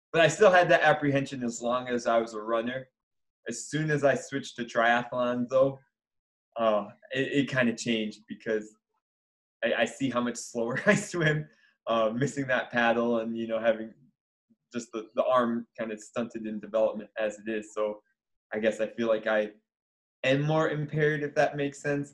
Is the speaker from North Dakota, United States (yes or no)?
no; Michigan, United States; I grew up in Michigan playing all sorts of sports